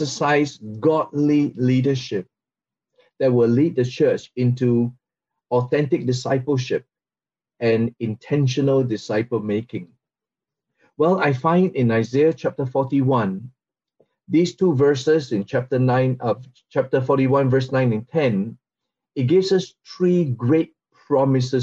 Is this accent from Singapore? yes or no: yes; Singapore; from Singapore